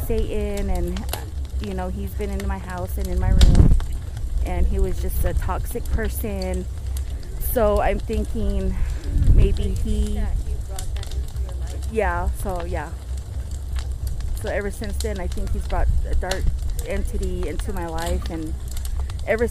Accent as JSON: {"language": "English", "town": "Farmington", "region": "New Mexico", "country": "United States", "said": "I'm from Farmington, New Mexico"}